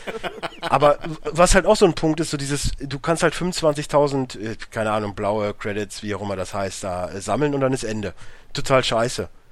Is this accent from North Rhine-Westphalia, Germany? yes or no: yes; Münsterland, North Rhine-Westphalia, Germany; now in Ruhr area, Germany; ich komme ja nun mal jetzt nicht aus dem Ruhrgebiet, ich wohne ja jetzt halt hier. So, ich komme ja aus dem Münsterland